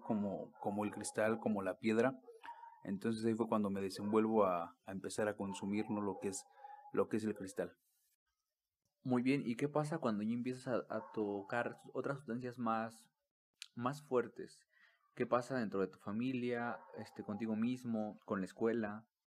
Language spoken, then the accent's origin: Spanish; Mexico City, Mexico; moved away; also born or lived in Actopan; soy de allá del DF